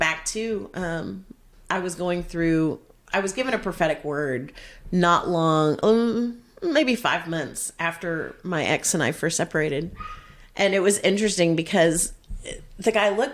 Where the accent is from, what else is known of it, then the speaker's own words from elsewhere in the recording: Texas, United States; also born or lived in Kentucky; a fellow Texas girl